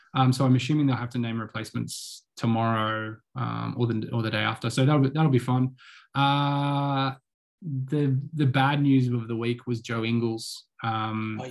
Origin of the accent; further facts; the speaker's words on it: Australia; as an Australian